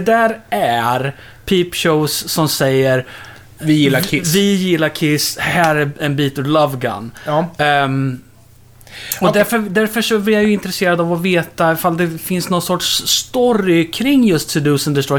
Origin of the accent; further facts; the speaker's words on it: Örebro, Örebro County, Sweden; Vi är från Örebro